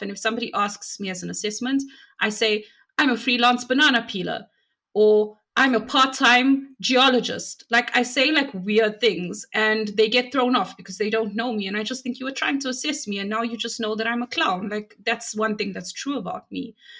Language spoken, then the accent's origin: English; South Africa; I'm from South Africa